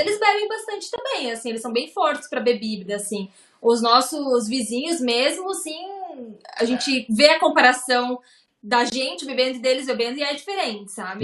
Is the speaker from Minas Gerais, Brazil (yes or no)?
no; Lages, Santa Catarina, Brazil; moved away as an adult; also born or lived in Ireland; now in Tallinn, Estonia; Eu sou natural de Lages, então lá também é bem frio